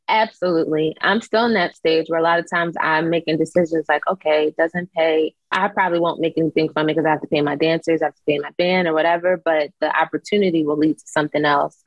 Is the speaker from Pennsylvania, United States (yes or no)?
yes; Philadelphia, Pennsylvania, United States; moved away; the training I did in Philly and like how tough of a city we are